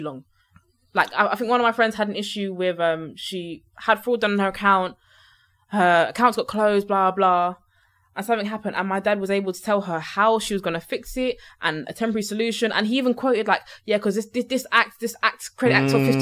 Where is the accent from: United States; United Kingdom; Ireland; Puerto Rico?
United Kingdom; London; I went to Brampton Manor.